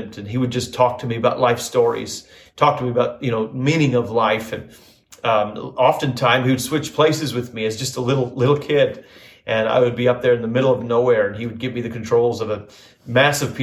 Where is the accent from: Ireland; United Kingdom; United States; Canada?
Canada; Northern Alberta; moved away; And home for me was Northern Alberta, Canada. I don't know if maybe you don't know, but I was born and raised in Canada.